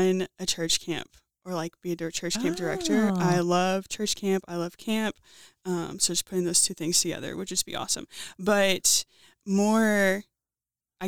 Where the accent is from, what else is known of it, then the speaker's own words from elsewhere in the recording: Pine Grove, Kentucky, United States; I'm from Pine Grove, Kentucky, which is outside of Elizabethtown